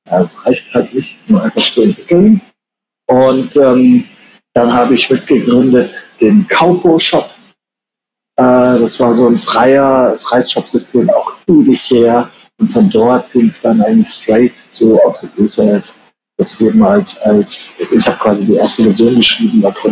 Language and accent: German; Germany; kennt man halt so als Deutscher und habe dann von Thailand aus ein Jahr lang ganz Asien gescoutet.